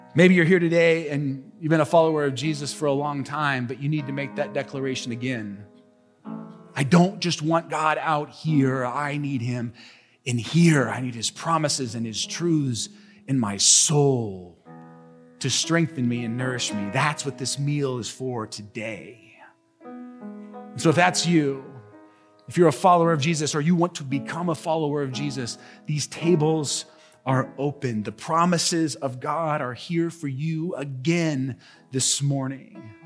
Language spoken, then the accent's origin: English; United States; us as modern American people